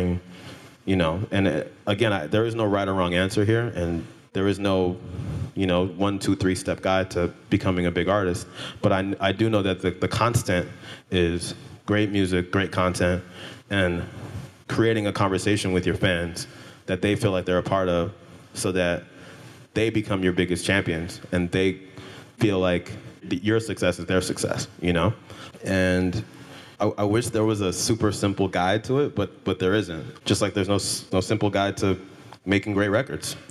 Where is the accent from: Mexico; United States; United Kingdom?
United States; California; I grew up in California